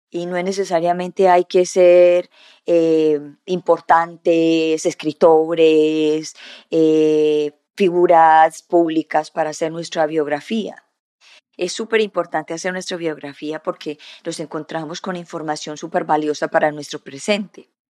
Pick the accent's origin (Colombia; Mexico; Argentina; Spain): Colombia; also born or lived in Canada; So, nací en Colombia, y a los nueve meses nos fuimos para el Canadá, y, y a los siete años nos volvimos de nuevo para Colombia y cuando llegamos a Colombia cambiamos de lugares cada rato